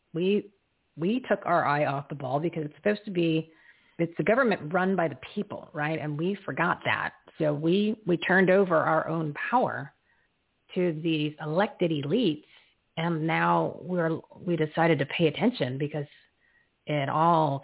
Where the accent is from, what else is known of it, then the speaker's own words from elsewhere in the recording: Arizona, United States; we as American citizens, we as Arizonans